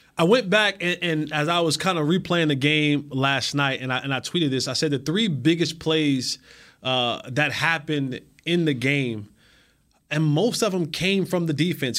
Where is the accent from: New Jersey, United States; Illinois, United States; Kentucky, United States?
New Jersey, United States; now in Texas, United States; my home state, the Garden State